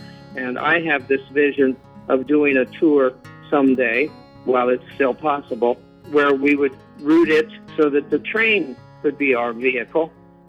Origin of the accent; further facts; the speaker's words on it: Fort Recovery, Ohio, United States; Ohio. I was born in a little town called Fort Recovery, and we were actually so near the railroad that we could hear the trains coming.